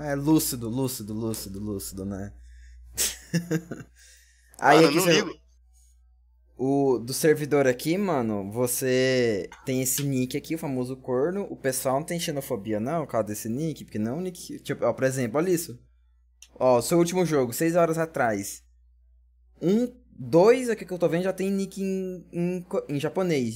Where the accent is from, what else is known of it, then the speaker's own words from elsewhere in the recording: Brazil; nós, como brasileiros